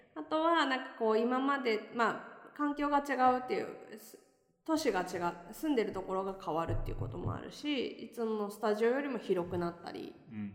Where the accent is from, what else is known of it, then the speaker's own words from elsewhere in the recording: Tokyo, Japan; moved away as an adult; now in Nagoya, Japan; 東京の下町出身です。